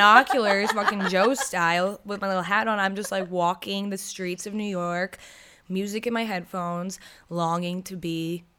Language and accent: English; United Kingdom; I'm British